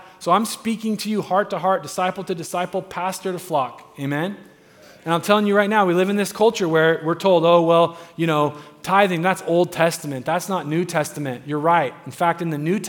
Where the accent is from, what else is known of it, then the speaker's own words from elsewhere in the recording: United States; We're American.